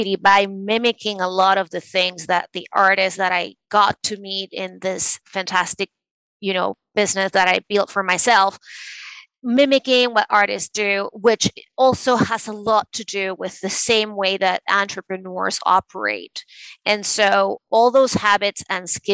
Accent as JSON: {"language": "English", "country": "Venezuela", "tie": "born or raised there", "also_born_or_lived": "New York City, United States", "moved": "as an adult", "lives_now": "New York, United States", "said": "I was born and raised in Venezuela, and I moved to the States to pursue a law degree."}